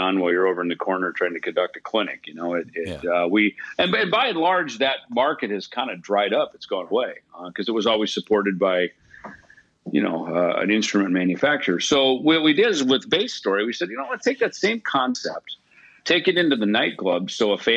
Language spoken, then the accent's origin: English; Jackson, Minnesota, United States; moved away; also born or lived in Los Angeles; my friends Greg Handavit and Brad Schmidt, who I grew up with in Jackson, Minnesota. We all moved out to Los Angeles together